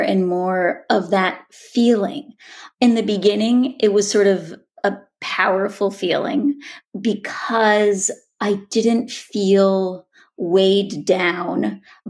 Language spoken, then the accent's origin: English; Boulder, Colorado, United States; sitting in my mother's kitchen in the house I grew up in Boulder